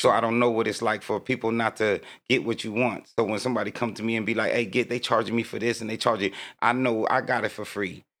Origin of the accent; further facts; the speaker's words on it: Oceanside, California, United States; also born or lived in New York; I'm from Oceanside, 1980.